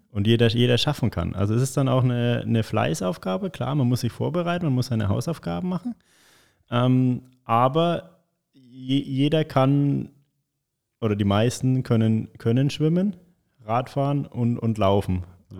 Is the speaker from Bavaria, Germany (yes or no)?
yes; Michelau, Bavaria, Germany; also born or lived in Lichtenfels / Bayreuth; Ich bin in Michelau in Oberfranken mhm. aufgewachsen